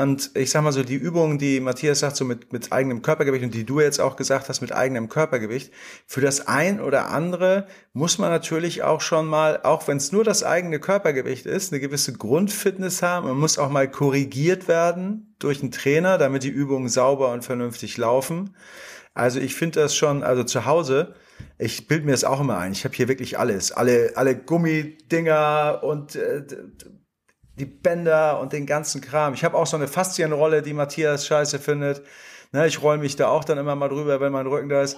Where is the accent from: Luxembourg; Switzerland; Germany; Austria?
Germany; Hamburg; als Hamburger Jungen